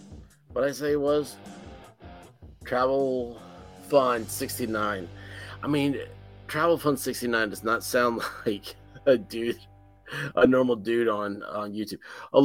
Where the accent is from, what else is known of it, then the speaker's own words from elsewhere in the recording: Memphis, Tennessee, United States; moved away; also born or lived in Jacksonville; I'm from Memphis, okay? Memphis is a very southern, classical town like that.